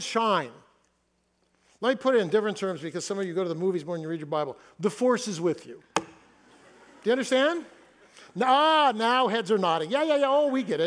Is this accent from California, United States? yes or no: yes; Fresno, California, United States; moved away as an adult; now in Seattle, United States; I grew up in Fresno